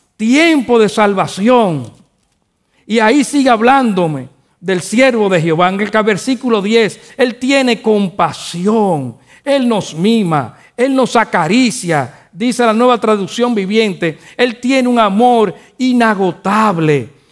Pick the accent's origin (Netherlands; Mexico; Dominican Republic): Dominican Republic; Nosotros los dominicanos decimos que joseamos